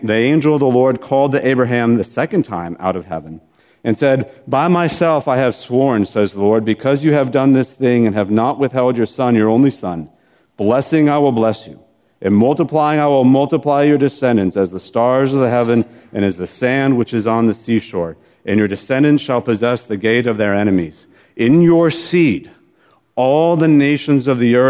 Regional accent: Florida, United States; I'm from Florida

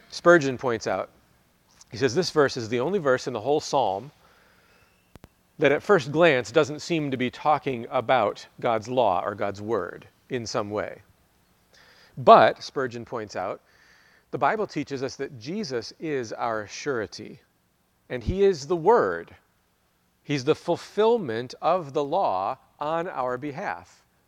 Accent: United States; as American Christians

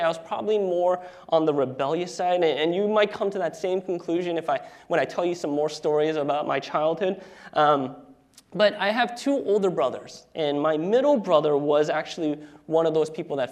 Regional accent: New Jersey, United States; moved away as an adult; now in Seattle, United States; Ashley, my wife, and I are actually originally from the East Coast, and so that's where we were born and raised. Ashley is from New York, and I am from New Jersey

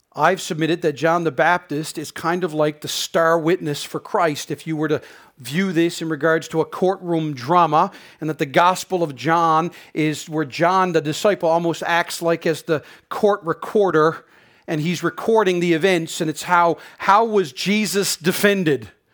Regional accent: Newfoundland and Labrador, Canada; moved away as an adult; now in Prince Edward Island, Canada; being a Newfoundlander and growing up in Newfoundland

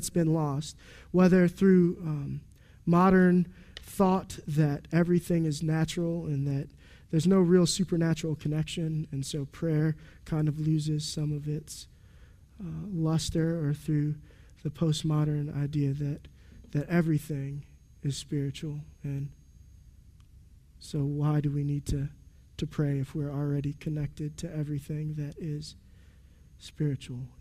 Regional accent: United States; I'm an American man

